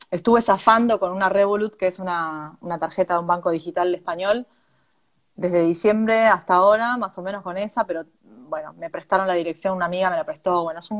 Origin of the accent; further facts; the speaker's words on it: Argentina; moved away; Siendo argentino tenés que buscarle la vuelta.